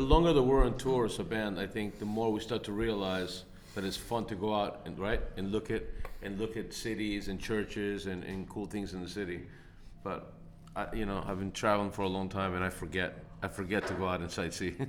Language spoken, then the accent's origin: English; United States; I'm proud to be an American